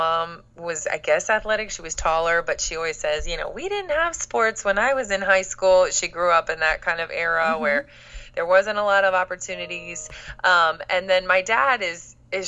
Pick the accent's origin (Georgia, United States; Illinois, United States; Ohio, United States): Ohio, United States; Cincinnati; also born or lived in Florida; now in Tallahassee, United States; I am from Cincinnati, Ohio